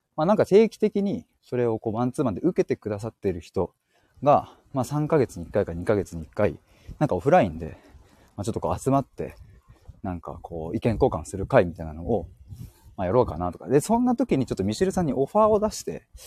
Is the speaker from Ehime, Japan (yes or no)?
no; Chiba, Japan; 僕は千葉県に住んでます。